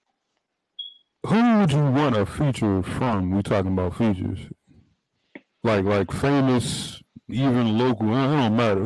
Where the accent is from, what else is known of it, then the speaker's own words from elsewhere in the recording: the Burgh, Pennsylvania, United States; I'm from the Bird, in PA